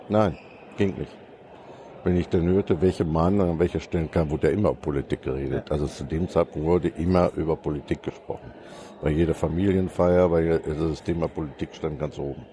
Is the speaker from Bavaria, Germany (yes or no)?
no; Soest district, North Rhine-Westphalia, Germany; also born or lived in Münster; ich komme aus dem Kreis Soest und wohne in Bad Sassendorf